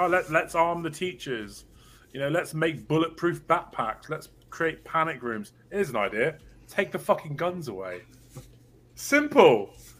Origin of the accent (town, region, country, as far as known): England, United Kingdom